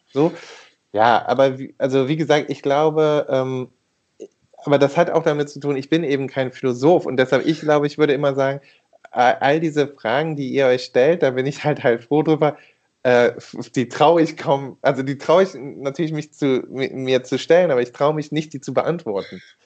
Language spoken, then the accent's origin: German; Rhineland, Germany; da bin ich Rheinländer